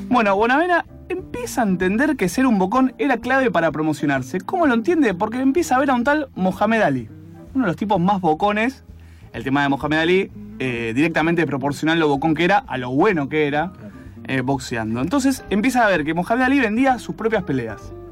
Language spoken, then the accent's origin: Spanish; Argentina; Soy blanco y argentino.